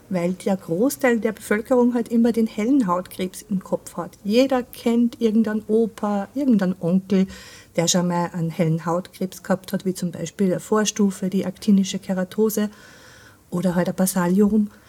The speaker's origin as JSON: {"language": "German", "country": "Austria", "said": "Also, wie man es vielleicht an meinem Dialekt hört, ich komme aus Österreich."}